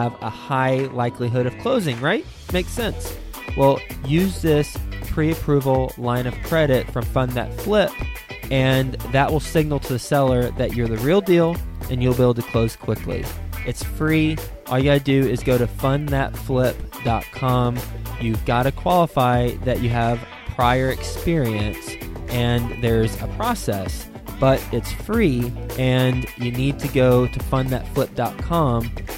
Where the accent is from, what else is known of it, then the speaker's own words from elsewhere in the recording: Fort Worth, Texas, United States; Fort Worth, Texas, where I grew up and call my hometown